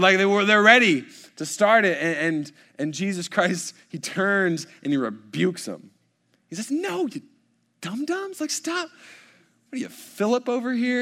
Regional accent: College Station, Texas, United States; I was born in College Station. I've lived here the entirety of my days

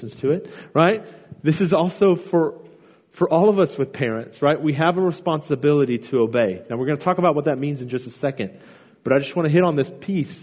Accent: Houston, Texas, United States; I grew up in Houston, and I'm a huge Houston Astros fan.

